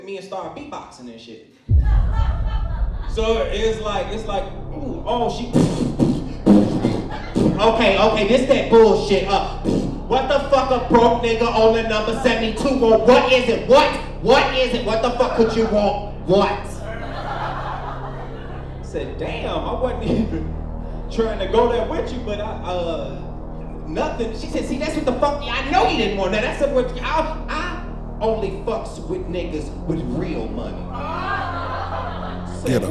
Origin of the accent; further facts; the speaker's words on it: Chicago, Illinois, United States; I am from the West Side of Chicago